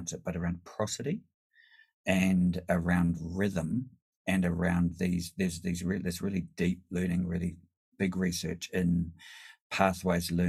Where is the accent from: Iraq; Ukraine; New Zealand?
New Zealand; now in Sydney, Australia; as a New Zealander coming from Polynesian culture